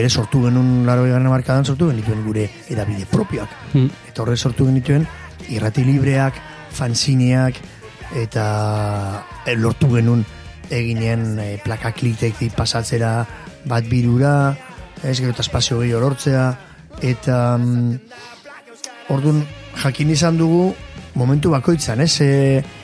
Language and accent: Basque; Irun, Basque Country, Spain; jaio nintzen, hor hospital sarrean, eta hemen bizin naiz